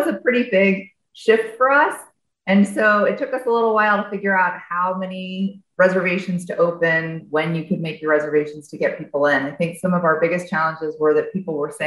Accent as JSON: {"language": "English", "town": "Atlanta", "region": "Georgia", "country": "United States", "moved": "yes", "lives_now": "Chicago, United States", "said": "I am originally from Atlanta, Georgia"}